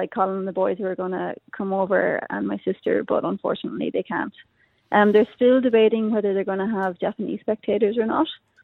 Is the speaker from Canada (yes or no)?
no; Ireland; accent: Irish; moved away as an adult; now in Australia; I still have my Irish accent